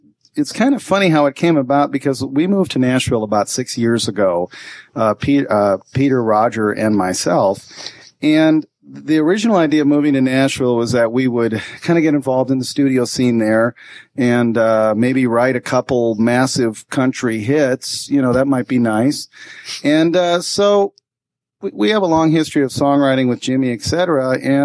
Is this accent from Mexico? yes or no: no; India; Well, we grew up in India, and but really, some of the music was the same